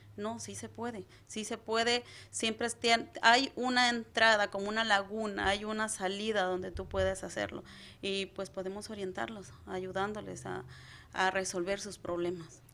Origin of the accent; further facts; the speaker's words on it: Acaponeta, Nayarit, Mexico; moved away as an adult; now in United States; Soy de Nayarit, desde eh, Caponeta, Nayarit, soy Cora Huichol